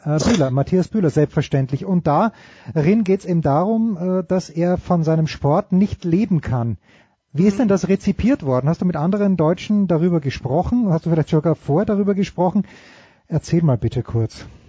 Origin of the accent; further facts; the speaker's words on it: Austria; als Österreicher